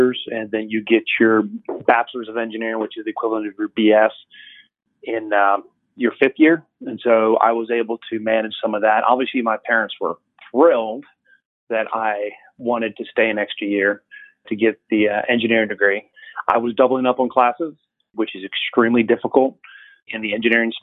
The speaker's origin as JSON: {"language": "English", "town": "Atlanta", "region": "Georgia", "country": "United States", "tie": "born or raised there", "moved": "yes", "lives_now": "Dallas, United States", "said": "I grew up in Atlanta, Georgia, just outside of Atlanta"}